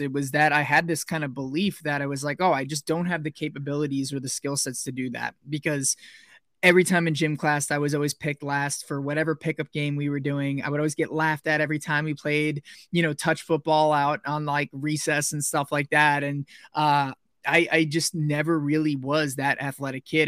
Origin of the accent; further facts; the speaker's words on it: Somers, New York, United States; moved away as an adult; also born or lived in Pennsylvania / Wisconsin; now in Arizona, United States; I grew up in New York, so about 45 minutes north of New York City, in a little suburban town called Somers, New York, in Westchester County